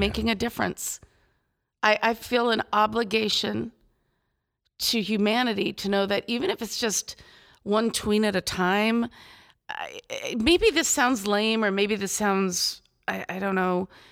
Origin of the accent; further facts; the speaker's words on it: Phoenix, Arizona, United States; I'm from Phoenix, Arizona.